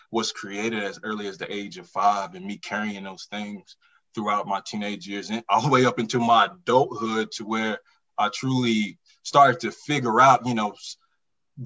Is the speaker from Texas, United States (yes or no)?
no; Forest City, North Carolina, United States; growing up Far City, North Carolina